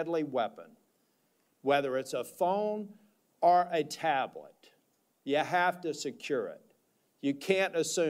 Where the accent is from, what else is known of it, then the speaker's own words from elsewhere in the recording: North Carolina, United States; my hometown down in North Carolina